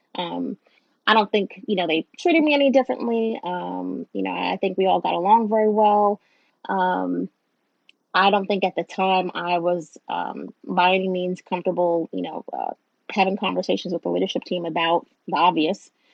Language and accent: English; New York, United States; now in Southern United States; I live in the South, but I'm a Northerner